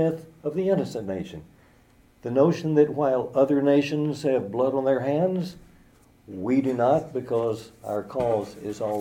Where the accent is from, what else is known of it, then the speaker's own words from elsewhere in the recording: San Angelo, Texas, United States; my hometown, San Angelo, Texas